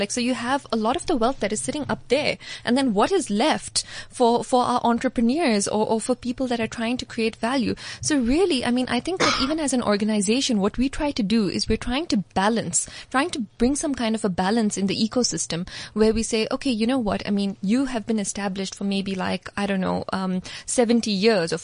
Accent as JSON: {"language": "English", "region": "Dubai", "country": "United Arab Emirates", "tie": "born or raised there", "moved": "as an adult", "lives_now": "South Africa", "said": "I grew up in Dubai"}